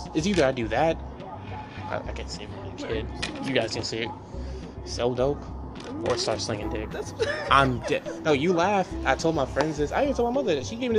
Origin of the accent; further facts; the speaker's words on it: Baltimore, Maryland, United States; moved away; I'm from Baltimore. I moved from Baltimore 2010, like September, because like I was living with my grandparents